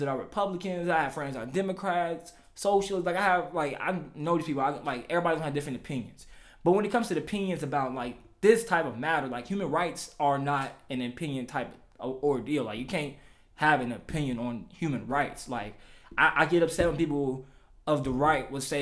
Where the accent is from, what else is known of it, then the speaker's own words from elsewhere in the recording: Louisville, Kentucky, United States; now in my hometown of Louisville, Kentucky